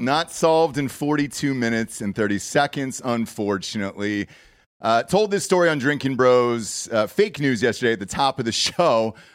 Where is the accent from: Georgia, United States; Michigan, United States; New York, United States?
Georgia, United States; Atlanta; now in Austin, United States; I grew up in Atlanta, Georgia